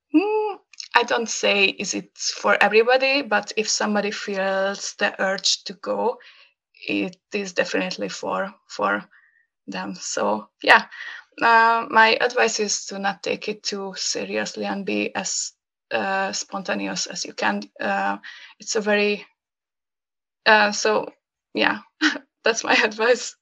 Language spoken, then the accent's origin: English; Hungary; first language Hungarian; English is a second language; when I come back to Hungary and uh, uh, and go back to my hometown